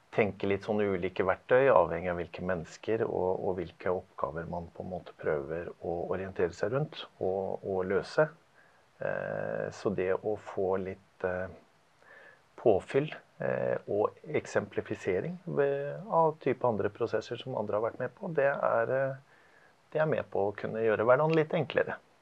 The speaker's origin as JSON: {"language": "Norwegian", "town": "Larvik", "region": "Vestfold", "country": "Norway", "said": "Jeg er fra Larvik. Jobber i Larvik og har gjort det en del år nå"}